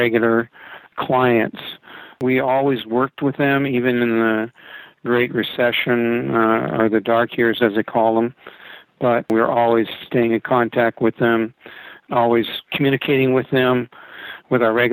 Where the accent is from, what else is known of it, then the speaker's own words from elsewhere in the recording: Canada; moved away as an adult; also born or lived in Vancouver, Canada; now in Arizona, United States; I'm Canadian by birth, American by choice.